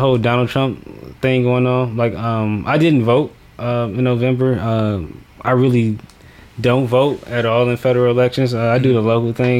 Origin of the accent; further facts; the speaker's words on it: Detroit, Michigan, United States; I grew up in Detroit in the hood